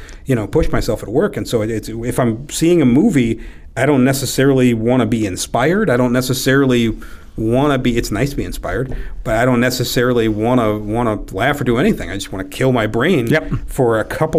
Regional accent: Tiffin, Ohio, United States; also born or lived in Bellefontaine, Ohio / Chicago; now in Toledo, United States; I did most of my growing up in Tiffin. That's where I went to high school and college at.

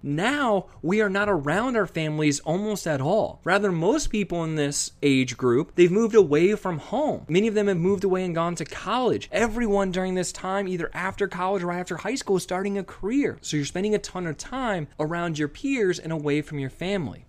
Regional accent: Columbus, Ohio, United States; moved away as an adult; also born or lived in Virginia; I grew up in Columbus, Ohio

